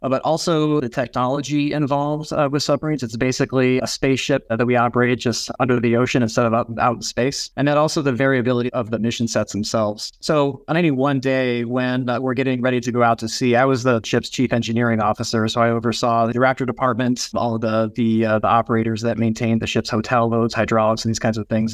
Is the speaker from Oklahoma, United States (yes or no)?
no; Nebraska, Minnesota, United States; Growing up in Ag, family farm, Nebraska, and Minnesota where I grew up